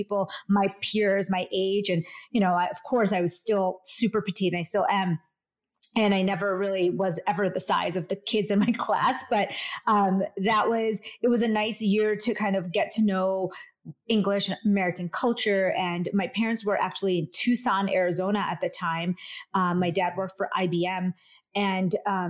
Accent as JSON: {"language": "English", "town": "Vadodara", "region": "Gujarat", "country": "India", "tie": "born or raised there", "moved": "yes", "lives_now": "United States", "said": "I was born in India, actually, in Western India, in the state of Gujarat, in a small town called Baroda"}